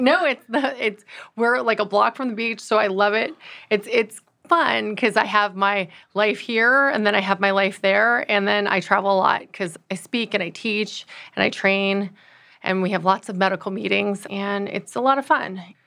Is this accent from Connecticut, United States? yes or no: no; Los Angeles, California, United States; also born or lived in Austin, Texas; I'm originally from Los Angeles, California